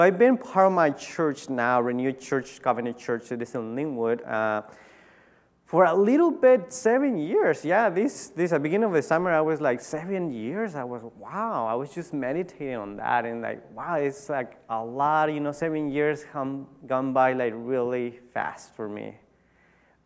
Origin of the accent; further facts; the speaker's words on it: Tijuana, Baja California, Mexico; I grew up in Tijuana, Mexico